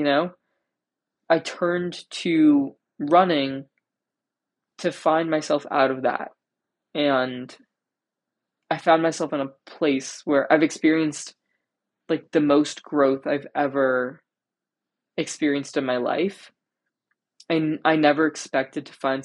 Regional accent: New Jersey, United States; when I go home, which, like, I'm from New Jersey, when I go back to Jersey

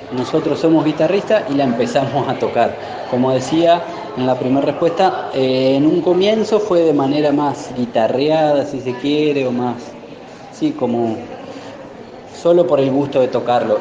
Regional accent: Gualeguay, Entre Ríos, Argentina; nosotros somos de Gualeguay

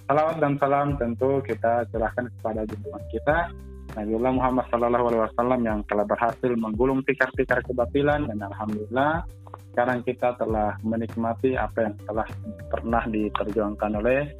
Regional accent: Bulukumba, South Sulawesi, Indonesia; saya dari Bulukumba Kaidris

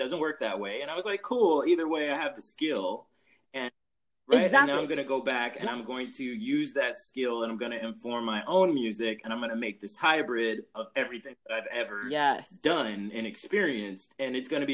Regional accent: Los Angeles, California, United States; I'm from South Central

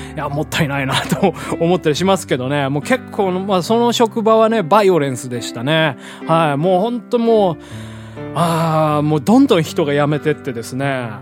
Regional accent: Hiroshima, Japan; moved away as an adult; also born or lived in Tokyo; 実家のね、あの、地元の広島でやってたんですけど

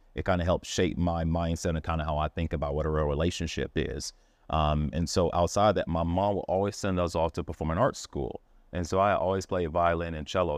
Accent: Miami, Florida, United States; I grew up in Miami

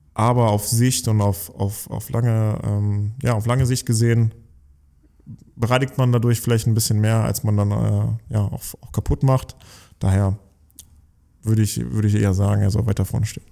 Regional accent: near Giessen, Hesse, Germany; moved away; Ich, ich komme aus der Nähe von Gießen in einem kleinen Dorf und äh, habe wirklich mit fünf, sechs Jahren schon angefangen, Fußball zu spielen mit Freunden auf einem Bolzplatz direkt hinter unserer Wohnung

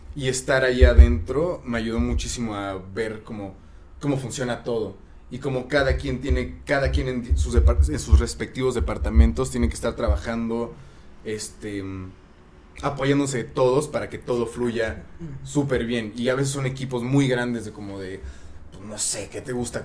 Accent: Mexico; somos mexicanos todos

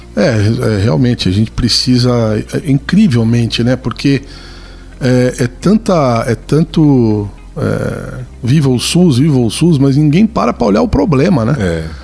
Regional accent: Brazil; todos somos brasileiros

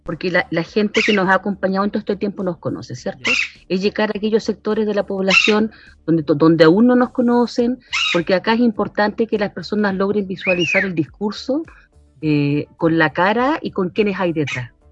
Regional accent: San Felipe, Valparaíso, Chile; born there; now in Putaendo, Chile; yo eh, nací en San Felipe, pero como te digo, llegué en 94, mi marido es putaendino.

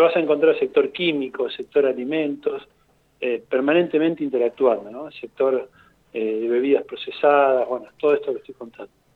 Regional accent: Argentina; somos países vecinos del Paraguay

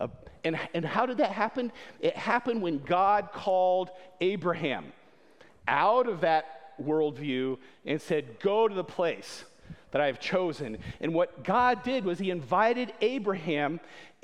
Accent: Winona Lake, Indiana, United States; also born or lived in Berlin; my colleague and teammate, Mike Yoder, and I, we both grew up here in Winona Lake

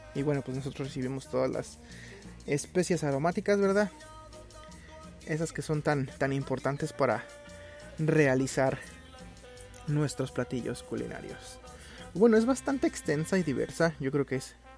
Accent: Mexico City, Mexico; moved away; mi ciudad de origen, que es la Ciudad de México

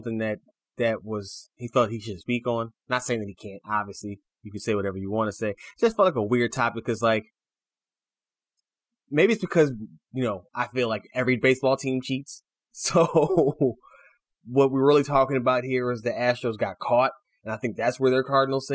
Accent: Chicago, Illinois, United States; my hometown Chicago Bulls

